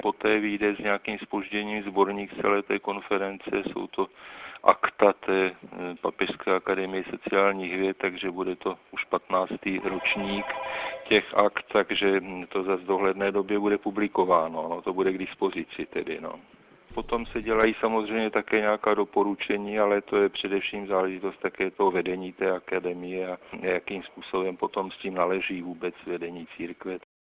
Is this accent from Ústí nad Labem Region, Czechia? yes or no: no; Prague, Czechia; jsem z Prahy České republiky